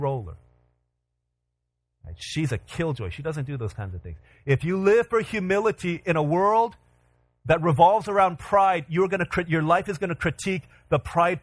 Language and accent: English; Virginia, United States; moved away; I grew up in Virginia. 25 years of my life was spent in Virginia.